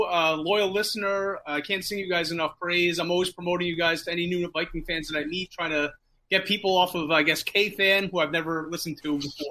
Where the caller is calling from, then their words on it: New Jersey, United States; Call from New Jersey.